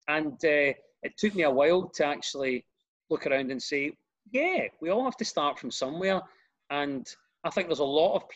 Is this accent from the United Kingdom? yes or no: yes; Glasgow, Scotland, United Kingdom; accent: Glasgow; I grew up in a tower block in a scheme in Glasgow